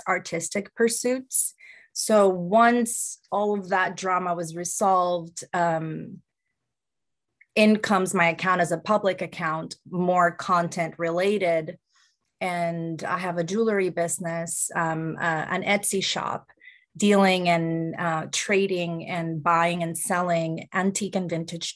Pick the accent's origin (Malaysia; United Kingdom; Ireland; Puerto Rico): Puerto Rico; moved away as an adult; now in United States; I grew up in Puerto Rico and I didn't make it to the States until I was 27